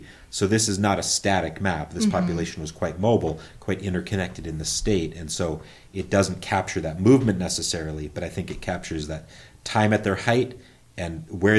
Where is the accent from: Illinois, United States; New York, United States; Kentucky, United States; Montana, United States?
Montana, United States; Great Falls; also born or lived in China; my hometown of Great Falls, Montana.